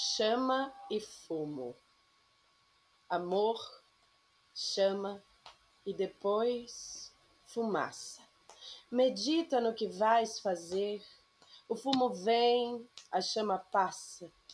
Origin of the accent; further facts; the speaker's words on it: São Paulo, Brazil; eu sou de São Paulo, eu nasci em São Paulo, na terra da garoa, vivia praticamente a minha vida toda lá